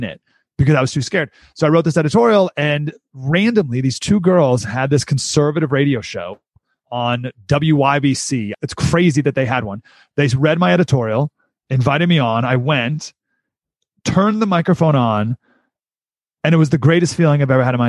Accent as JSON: {"language": "English", "town": "Syracuse", "region": "New York", "country": "United States", "tie": "born or raised there", "also_born_or_lived": "San Diego", "moved": "yes", "said": "I grew up in Syracuse, New York"}